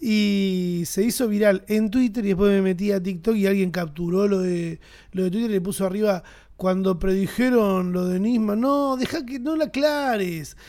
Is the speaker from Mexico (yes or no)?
no; Argentina; somos argentinos